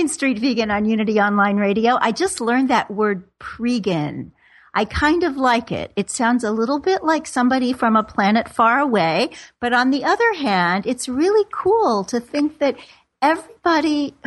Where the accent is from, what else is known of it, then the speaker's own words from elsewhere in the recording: Missouri, United States; moved away; I'm from Missouri, not in the 1890s, but believe me, even when I was growing up there, it was unusual